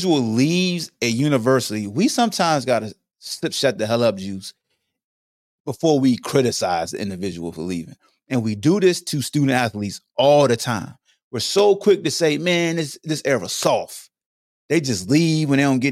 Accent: Hampton, Virginia, United States; also born or lived in Newport News, Virginia; growing up in Hampton and Newport News, going to the Boys and Girls Club

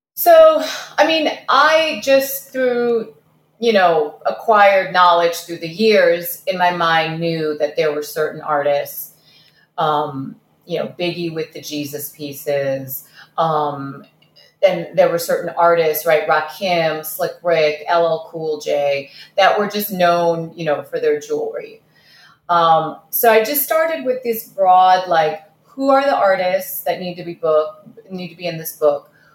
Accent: Detroit, Michigan, United States; English is a second language; also born or lived in Kazakhstan; my family immigrated here from Kazakhstan, like I jokingly said in the beginning. Um, and we landed right in Detroit. Detroit of the 1980s. Um, I didn't speak English

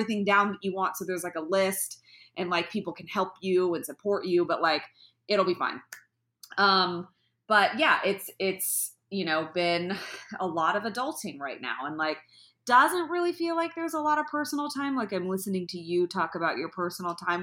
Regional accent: the Bay Area, California, United States; moved away; I'm from the Bay Area

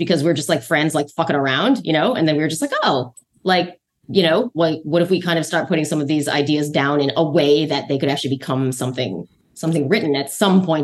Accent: Ann Arbor, Michigan, United States; Ann Arbor, Michigan.

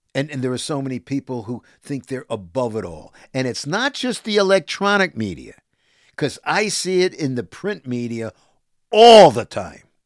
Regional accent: New York City, New York, United States; I'm from Brooklyn.

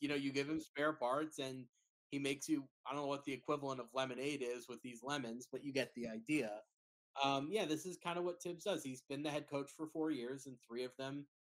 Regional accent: New York, United States; I grew up in New York

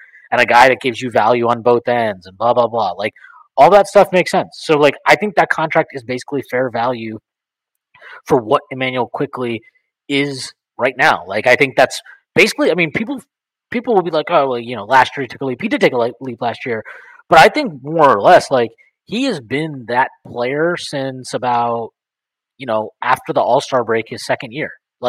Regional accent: India; Yeah, onerous, whatever it is, who knows. I'm Indian, right?

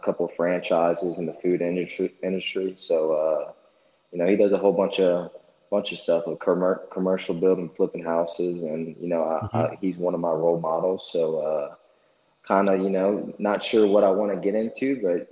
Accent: Lafayette, Louisiana, United States; moved away as an adult; now in Jackson, United States; I'm from Lafayette, Louisiana, which is about an hour from Baton Rouge, about 2 hours from New Orleans.

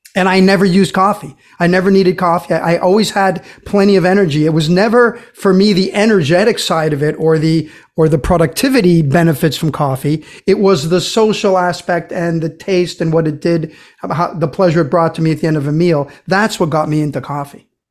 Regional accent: Brazil; moved away; growing up in Brazil

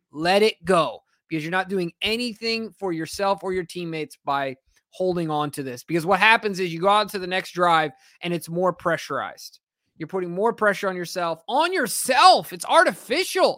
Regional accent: Carlsbad, California, United States; I grew up playing soccer in the Carlsbad

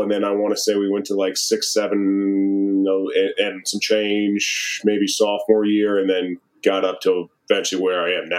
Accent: Maryland, United States; moved away as an adult; also born or lived in Wisconsin; Maryland, born and raised until I left in, you know, right after high school to go to college.

